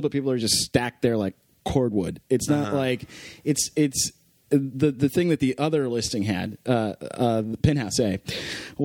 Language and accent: English; Dallas, Texas, United States; I'm from Dallas